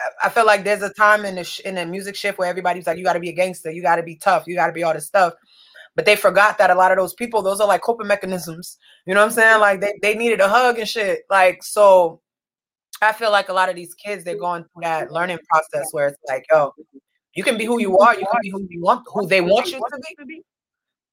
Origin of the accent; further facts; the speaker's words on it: Milton, Massachusetts, United States; I grew up in Milton